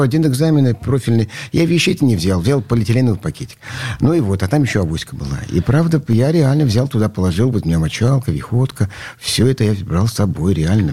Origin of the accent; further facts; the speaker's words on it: Nizhny Tagil, Sverdlovsk Oblast, Russia; moved away as an adult; now in Saint Petersburg, Russia; я родился в Нижнем Тагиле, у нас была э, это на окраине этого города